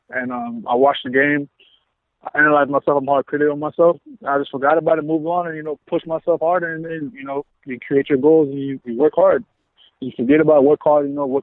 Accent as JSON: {"language": "English", "region": "South Florida", "country": "United States", "moved": "as an adult", "lives_now": "Vancouver, Canada", "said": "I'm from South Florida"}